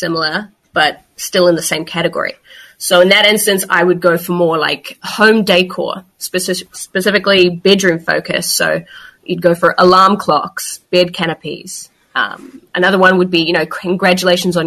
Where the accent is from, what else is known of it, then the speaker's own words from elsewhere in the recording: New Zealand; moved away as an adult; now in Barcelona, Spain; I'm originally from New Zealand, but as you mentioned, located in Barcelona at the moment, have been in Europe for about 4 or 5 years.